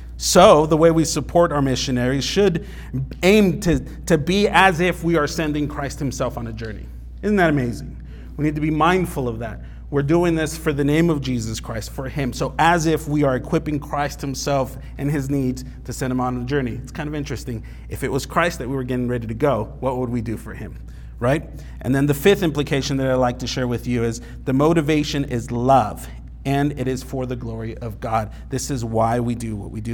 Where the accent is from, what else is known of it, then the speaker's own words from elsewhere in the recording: California, United States; where I grew up in California